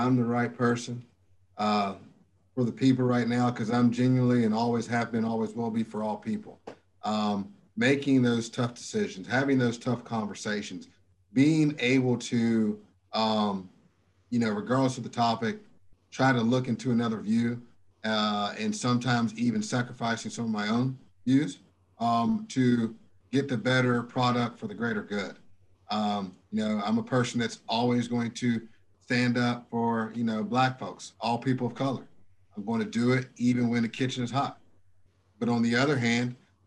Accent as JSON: {"language": "English", "country": "United States", "said": "I'm from Dalton Avenue, USA"}